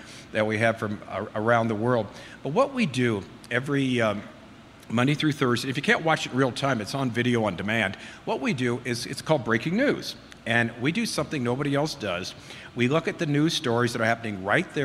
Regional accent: Southern California, United States; I'm from Southern California, and I was raised there

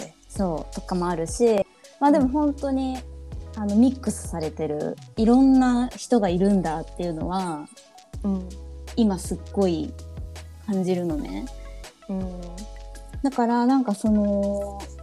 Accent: Japan; 私は本当もう日本生まれ日本育ちです

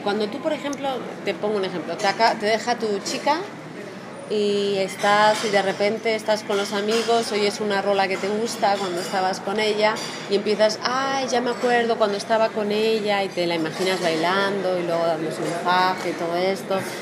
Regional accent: Spain; no son como los españoles que tenemos eso, el inglés jamu jamu.

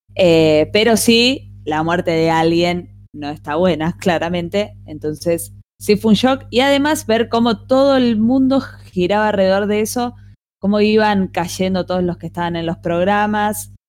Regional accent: Argentina; así como en Argentina tenemos todas las tendencias

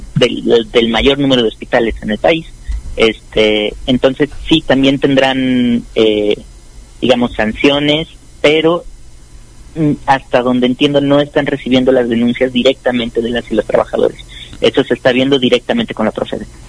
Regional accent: Mexico; como mexicanos

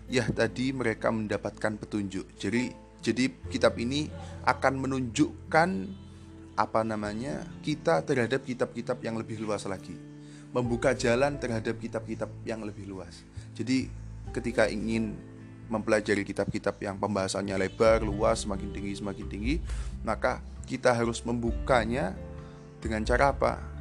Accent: Java, Indonesia; first language Javanese; Indonesian is a second language; Karena memang basic saya eh, kalau berbicara yang mudah ya pakai bahasa Jawa karena saya asli Jawa.

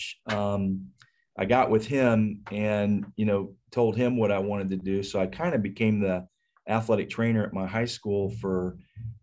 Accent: Richmond, Indiana, United States; moved away as an adult; now in Tampa, United States; I'm originally from Richmond, Indiana

